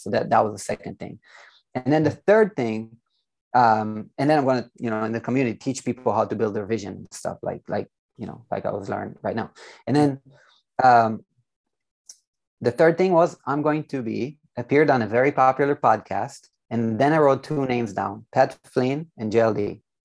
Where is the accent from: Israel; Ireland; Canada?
Israel; I'm from Israel, by the way, so um, born and raised